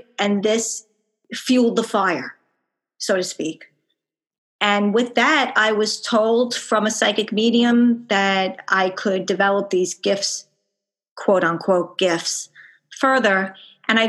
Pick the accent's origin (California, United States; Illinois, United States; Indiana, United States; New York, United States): New York, United States; Long Island; accent: Long Island; I'm from Long Island, New York, as per my accent.